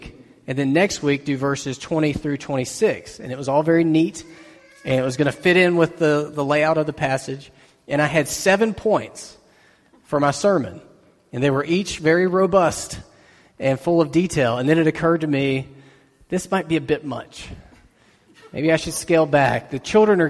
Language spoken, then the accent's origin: English; United States; us as Americans, as American Christians especially